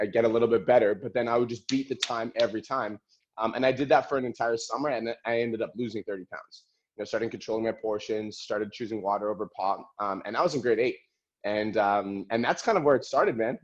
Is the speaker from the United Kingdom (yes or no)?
no; Calgary, Alberta, Canada; I was born in Calgary, Alberta